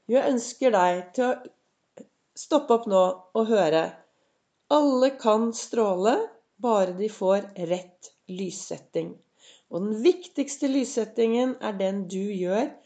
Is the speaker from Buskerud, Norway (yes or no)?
no; Oslo, Norway; nærmiljøet der jeg vokste opp. Og så syklet jeg opp til Gaustad sykehus.